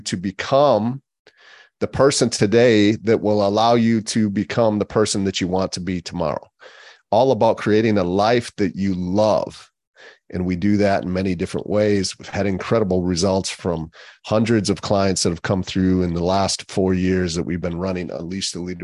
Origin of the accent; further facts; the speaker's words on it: Wisconsin, United States; I grew up in Wisconsin